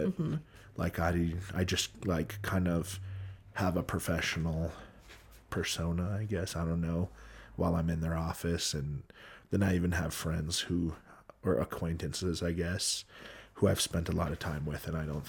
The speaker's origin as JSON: {"language": "English", "region": "Hawaii", "country": "United States", "tie": "born or raised there", "said": "Growing up in Hawaii, can I confirm it's a dream?"}